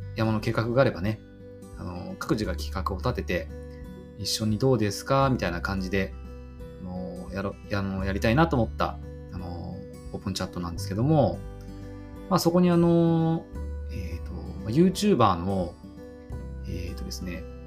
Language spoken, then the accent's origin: Japanese; Kanagawa, Japan; 僕はねあの神奈川県生まれであのずっと育ってきて今も神奈川県に住んでいます